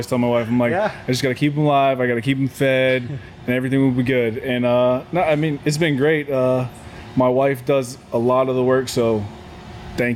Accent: Ohio, United States; I grew up in Ohio

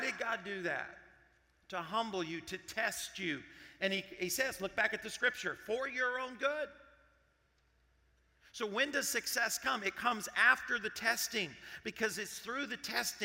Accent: Arkansas, United States; I grew up in Arkansas.

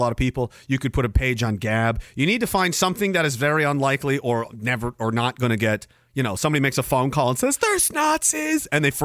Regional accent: Canada; I'm Canadian

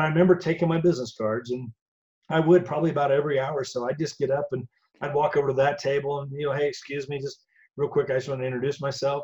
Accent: Indiana, United States; moved away as an adult; now in Colorado, United States; I'm from Indiana originally, born okay. and raised

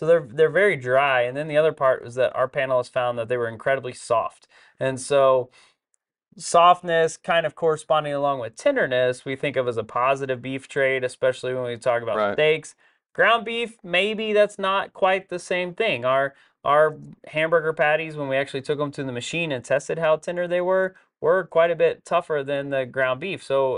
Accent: Texas, United States; we're from Texas, of course.

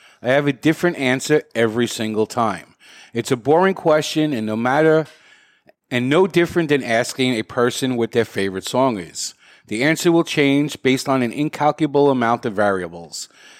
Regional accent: Canada; Before I start, as a Canadian, I feel I first must apologize in case I offend anyone

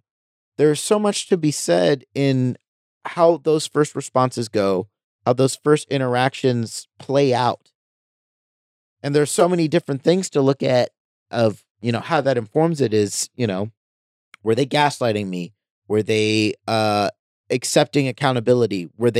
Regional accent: United States; I'm looking at it in the context that I'm an American.

